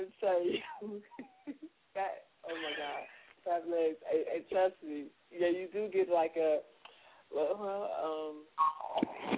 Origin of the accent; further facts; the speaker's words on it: New Jersey, United States; I'm from Jersey